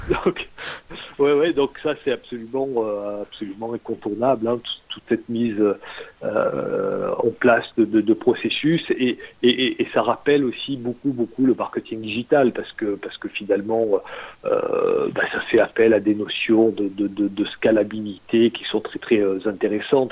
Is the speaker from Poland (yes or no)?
no; Marseille, Provence-Alpes-Côte d'Azur, France; also born or lived in Toronto, Canada; Je suis, je suis marseillais